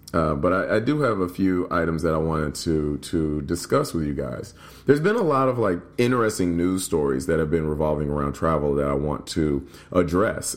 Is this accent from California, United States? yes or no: no; Nashville, Tennessee, United States; also born or lived in Louisville, Kentucky; now in Chicago, United States; I'm from Nashville, grew up in Nashville and Louisville, and now I live in Chicago